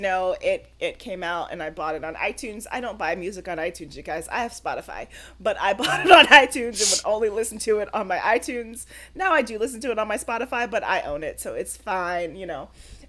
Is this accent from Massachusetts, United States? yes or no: no; New York, United States; I do live in New York